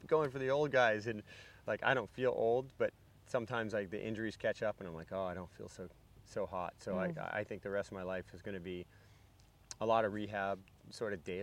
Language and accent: English; Florida, United States; also born or lived in Hawaii; I still feel like I am from Florida